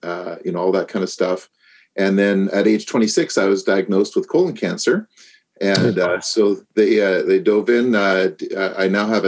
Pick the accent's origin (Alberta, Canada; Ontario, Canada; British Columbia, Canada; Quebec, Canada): Ontario, Canada; my story began in Ontario. That's where I was born